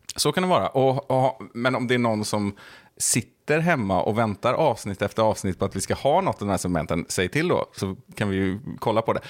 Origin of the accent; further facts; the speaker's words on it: Bohuslän, Västra Götaland, Sweden; vi är ju båda från Bohuslän här också, och det, det är väl lite samma sak som med Värmland, att man är uppvuxen med NRK